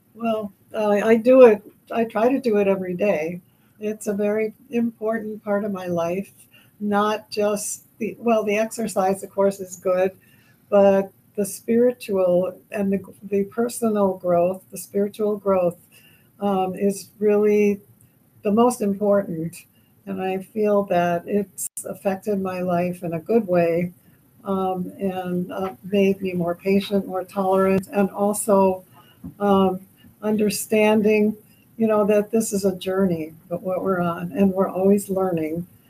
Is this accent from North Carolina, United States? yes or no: no; the New York area, United States; moved away as an adult; also born or lived in Switzerland; now in Minnesota, United States; I actually was born in Switzerland and grew up in uh, the, in the New York area.